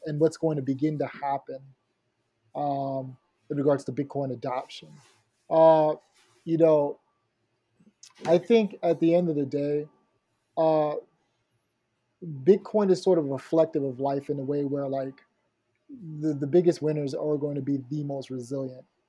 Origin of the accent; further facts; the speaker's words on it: Haiti; I'm from Haiti